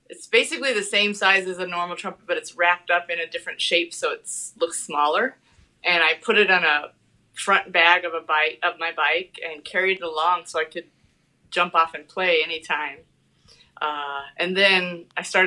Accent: Shelby, Iowa, United States; moved away as an adult; also born or lived in New York City; Shelby, Iowa, Southwest Iowa

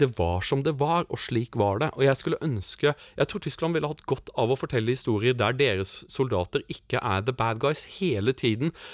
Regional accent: Norway; som nordmann

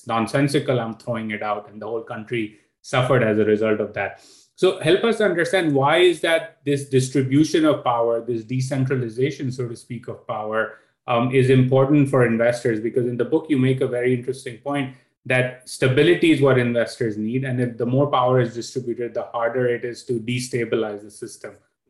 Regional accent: Pakistan; as a Pakistani

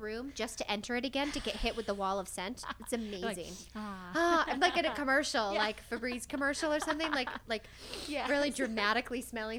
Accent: New York, United States; moved away; growing up in New York

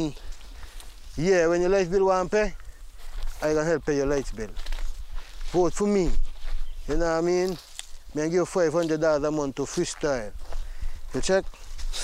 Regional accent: St. Kitts & Nevis

